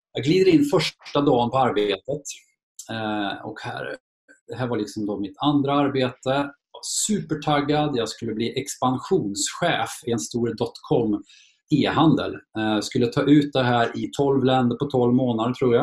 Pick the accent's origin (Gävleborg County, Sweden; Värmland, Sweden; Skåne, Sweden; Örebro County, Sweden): Värmland, Sweden; Torsby; also born or lived in Karlstad; Jag föddes faktiskt i Karlstad men jag flyttade snabbt till Torsby